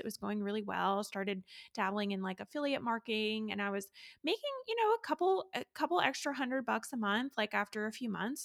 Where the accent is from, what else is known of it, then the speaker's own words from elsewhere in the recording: Raleigh, North Carolina, United States; I am a labor and delivery nurse from Raleigh, North Carolina